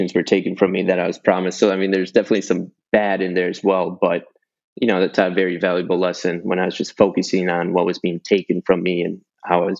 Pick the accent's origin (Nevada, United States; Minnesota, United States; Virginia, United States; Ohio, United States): Minnesota, United States; Minneapolis; moved away as an adult; also born or lived in Fort Lauderdale, Florida / Tampa, Florida; I grew up in Minnesota, in Minneapolis area, in the Twin Cities.